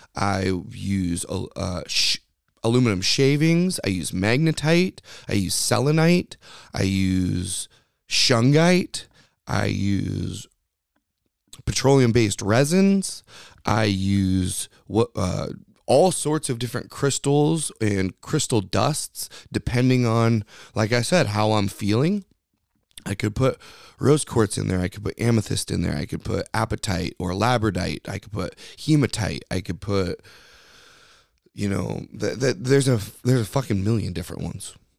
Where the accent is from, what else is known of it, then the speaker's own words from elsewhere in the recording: United States; we are Americans, okay? We are Americans.